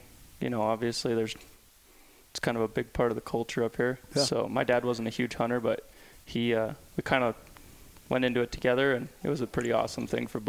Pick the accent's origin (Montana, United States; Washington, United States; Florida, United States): Montana, United States; Bozeman; also born or lived in California; So, yeah, I been here my whole life in Bozeman. Grew up Richard Canyon. Originally, my parents are from Southern California, Laguna Beach mm-hmm. area.